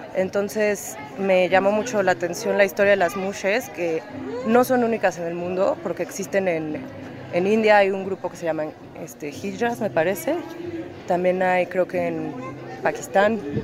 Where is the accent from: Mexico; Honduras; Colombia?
Mexico; Puebla; moved away as an adult; now in New York, United States; Soy mexicana, nací en Puebla, llevo 10 años viviendo en Estados Unidos, ahorita vivo en Nueva York